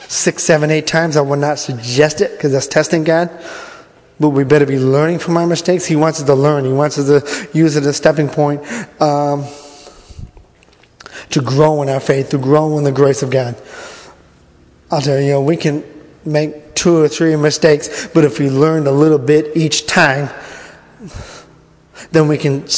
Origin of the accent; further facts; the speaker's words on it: Massachusetts, United States; I'm from Massachusetts